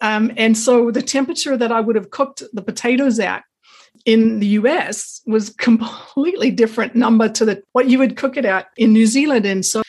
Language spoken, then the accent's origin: English; Pacific Northwest, United States; I actually grew up in the Pacific Northwest, Oregon, Washington, and I went to university there.